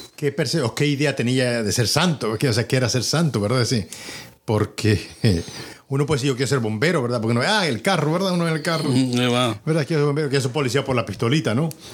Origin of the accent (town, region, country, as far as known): Dominican Republic; now in United States